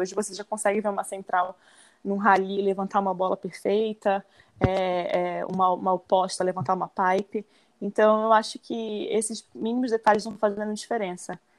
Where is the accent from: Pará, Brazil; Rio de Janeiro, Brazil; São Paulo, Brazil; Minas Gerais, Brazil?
Pará, Brazil; Belém; moved away; eu comecei com de seis para sete anos por influência do meu pai aqui em Belém, que eu sou natural daqui de Belém, do Pará.